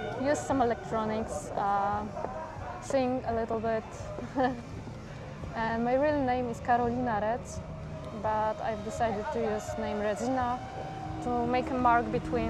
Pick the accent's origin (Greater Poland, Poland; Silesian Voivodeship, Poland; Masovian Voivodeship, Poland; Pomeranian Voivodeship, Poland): Pomeranian Voivodeship, Poland; Gdynia; English is a second language; now in Warsaw, Poland; I live in Warsaw, but originally I'm from Gdynia, and this north part of Poland, the seaside